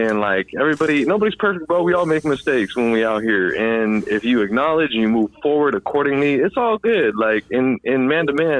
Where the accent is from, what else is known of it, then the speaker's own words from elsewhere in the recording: Sacramento, California, United States; I'm from Sacramento.